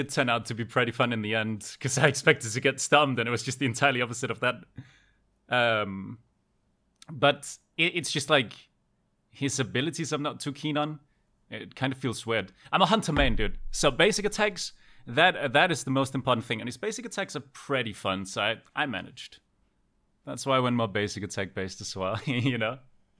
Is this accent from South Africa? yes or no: no; Denmark; English is a second language; Denmark. Denmark. Scandinavia.